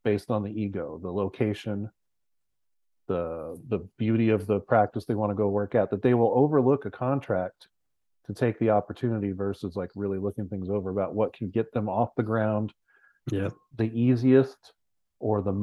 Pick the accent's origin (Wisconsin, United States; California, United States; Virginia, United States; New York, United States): California, United States; San Luis Obispo; moved away; I'm from San Luis Obispo, California